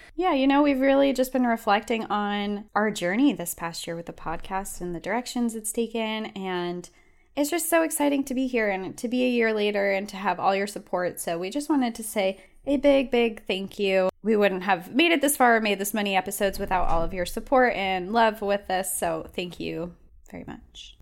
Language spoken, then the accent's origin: English; southern New Hampshire, United States; I'm from New Hampshire.